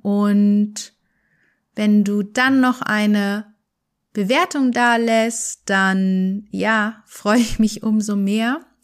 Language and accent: German; Germany; Wir sind in Deutschland aufgewachsen